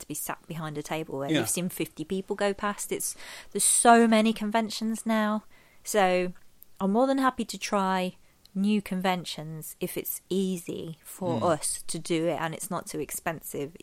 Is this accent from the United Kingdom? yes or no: yes; Midlands, United Kingdom; I grew up in the Midlands